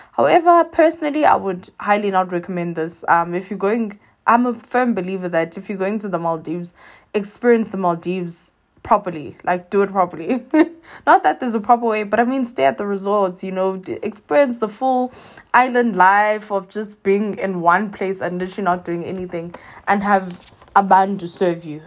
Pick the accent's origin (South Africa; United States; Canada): South Africa; as a South African, you end up having to now do four P C R tests